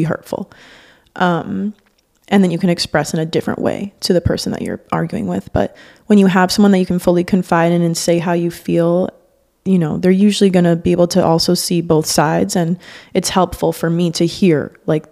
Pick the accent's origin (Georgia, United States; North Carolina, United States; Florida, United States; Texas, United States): Florida, United States; Miami; growing up in Miami